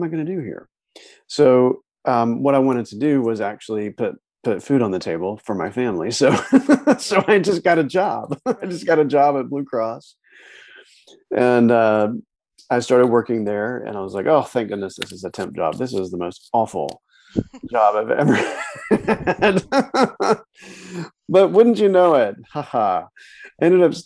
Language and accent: English; North Carolina, United States; moved away as an adult; also born or lived in New York City; I'm from North Carolina. I'm a mountain boy from North Carolina, living in New York City.